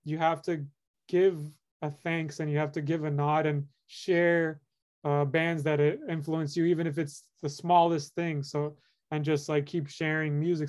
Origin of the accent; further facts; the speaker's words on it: Miami, Florida, United States; where I'm from, I come from Miami, Florida